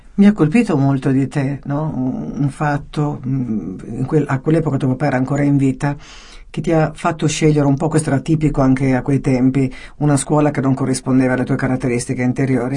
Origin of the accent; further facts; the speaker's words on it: Calabria, Italy; anch'io sono calabrese